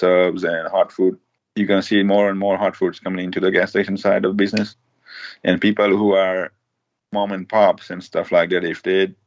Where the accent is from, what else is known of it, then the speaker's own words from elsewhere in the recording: India; also born or lived in Florida; now in United States; I grew up in tent in India